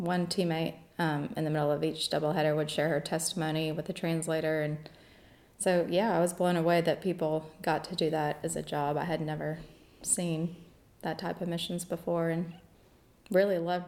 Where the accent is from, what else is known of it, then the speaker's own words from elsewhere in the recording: Kansas, United States; moved away as an adult; also born or lived in Tibet / China; now in Auburn, United States; I'm from Kansas. Originally, I grew up in a suburb of Kansas City most of my life